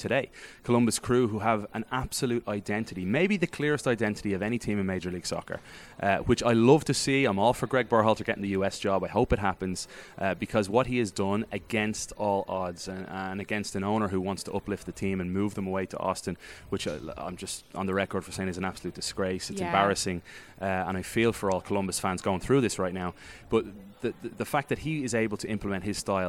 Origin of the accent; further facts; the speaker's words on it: Ireland; accent: Irish; now in United States; as an Irish American, but as with an Irish voice